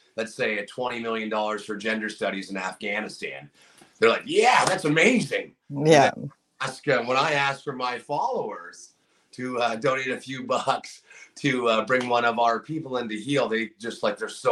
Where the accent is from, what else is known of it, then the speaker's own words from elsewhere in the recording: Niagara, Ontario, Canada; My hometown's pretty awesome. Niagara's a great community to be a part